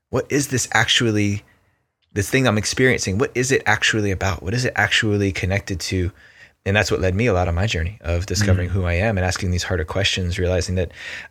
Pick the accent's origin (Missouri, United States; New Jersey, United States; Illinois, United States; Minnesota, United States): New Jersey, United States; I grew up, you know, growing up in New Jersey